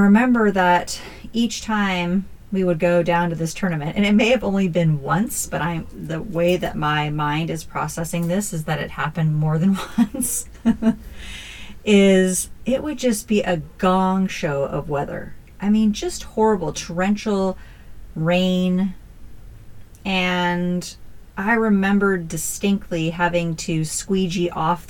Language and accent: English; Northern California, United States; we grew up in Northern California